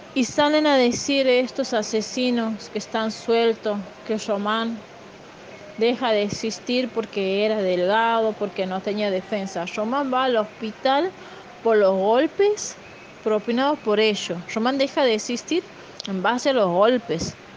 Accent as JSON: {"language": "Spanish", "region": "Santiago del Estero", "country": "Argentina", "said": "de Santiago del Estero"}